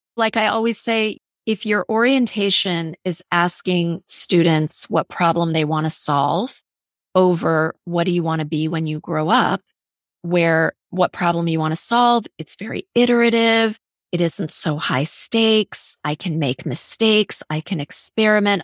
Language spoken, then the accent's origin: English; Fort Wayne, Indiana, United States; also born or lived in Iran; so I was born in Iran and I went to elementary school in Fort Wayne, Indiana